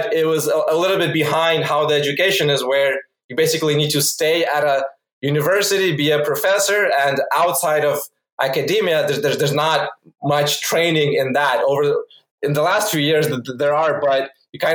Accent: Phoenix, Arizona, United States; also born or lived in Ukraine; I originally am from Ukraine, but I moved to US when I was 8 years old, and growing up mostly in Phoenix

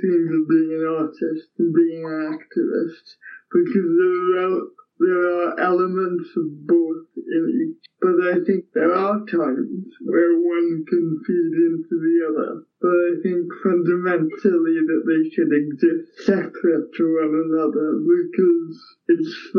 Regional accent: Port Talbot, Wales, United Kingdom; I'm from Port Talbot

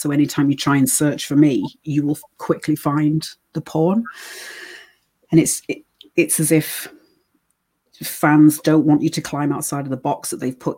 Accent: United States; born there; and then because I was born in the States, I can work over in America, whereas a lot of British girls can't because you need certain types of ID.

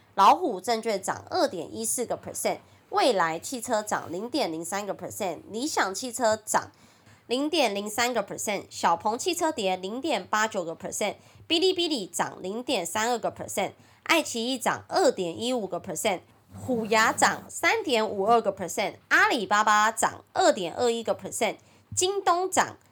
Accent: Taiwan; accent: Taiwanese Mandarin (台湾国语); 我很台湾国语

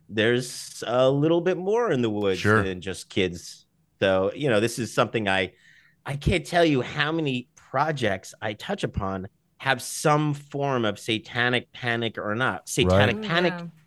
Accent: New York City, New York, United States; I grew up mostly in Staten Island, New York

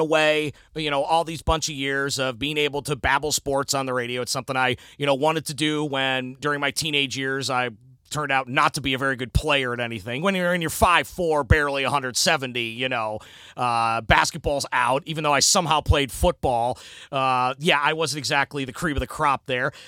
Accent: Cleveland, Ohio, United States; moved away; also born or lived in Virginia; I'm originally from the Cleveland area

